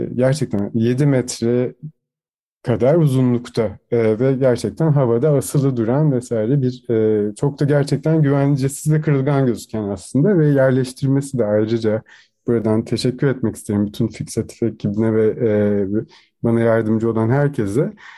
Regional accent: Turkey; moved away as an adult; now in Vienna, Austria; doğduğum, büyüdüğüm yere aslında e, misafir sanatçı olarak geri dönmüştüm

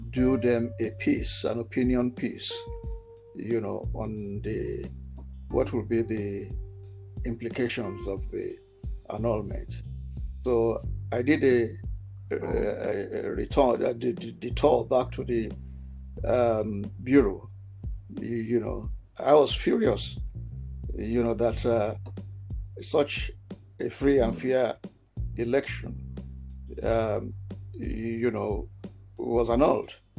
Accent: Nigeria; I am a Nigerian and I am very passionate and patriotic, you know, about Nigeria

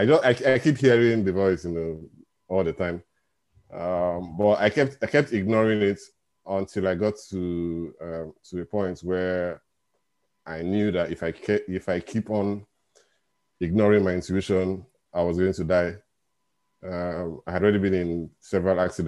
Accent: Nigeria; now in Glasgow, United Kingdom; I'm in Nigeria, and I was born in Nigeria. And I live in the UK.

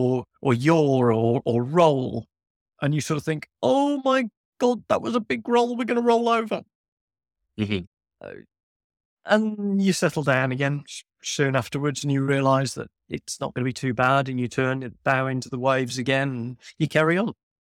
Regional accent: Birmingham, West Midlands, United Kingdom; I'm a guy from Birmingham. I'm not a youngster.

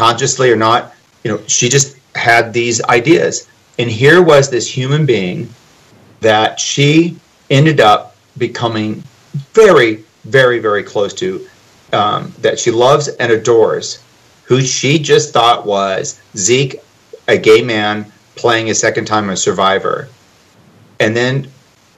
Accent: Nebraska, United States; I'm from Nebraska

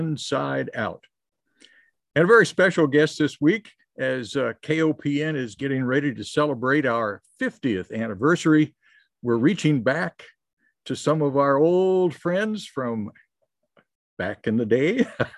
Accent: Columbia, Missouri, United States; I grew up in Columbia, Missouri

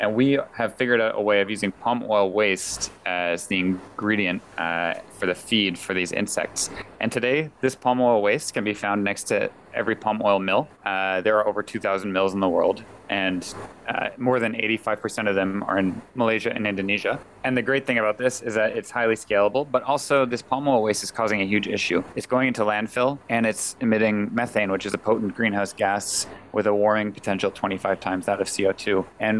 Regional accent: Canada; also born or lived in United States; So personally, my background, I'm Canadian and American, and I'm an industrial engineer.

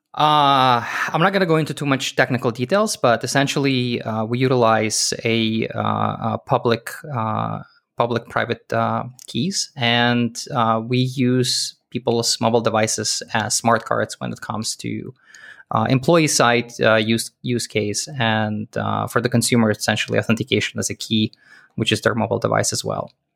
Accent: Israel; moved away; also born or lived in Soviet Union / Canada; I was born in Soviet Union. The country doesn't exist anymore. I grew up in Israel.

